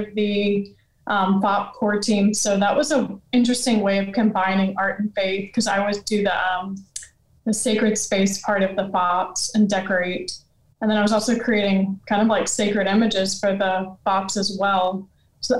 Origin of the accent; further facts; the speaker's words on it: Louisiana, United States; moved away; I'm from Louisiana